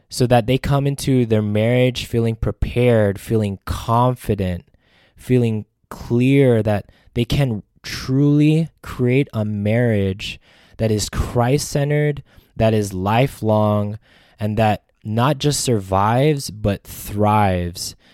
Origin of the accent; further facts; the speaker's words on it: Las Vegas, Nevada, United States; also born or lived in Hawaii; I'm from Las Vegas, Nevada